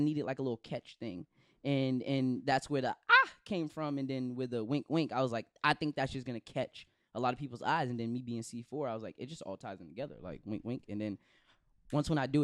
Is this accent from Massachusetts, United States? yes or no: yes; Brockton, Massachusetts, United States; also born or lived in Boston; I was born in Boston, but I'm from Brockton. Like, I rep Brockton.